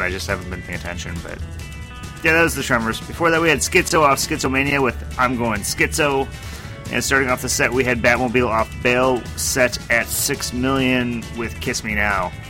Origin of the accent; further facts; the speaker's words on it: United States; I'm American